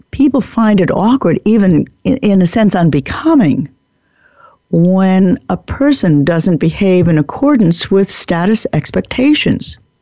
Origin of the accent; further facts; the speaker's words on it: United States; I like being an American